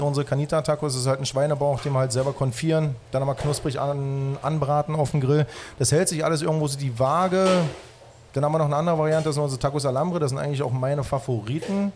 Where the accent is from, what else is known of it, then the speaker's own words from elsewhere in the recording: Halle, Saxony-Anhalt, Germany; moved away as an adult; also born or lived in Baltic Sea coast; now in Berlin, Germany; Ursprünglich komme ich aus Halle, habe irgendwann meine Ausbildung an der Ostsee gemacht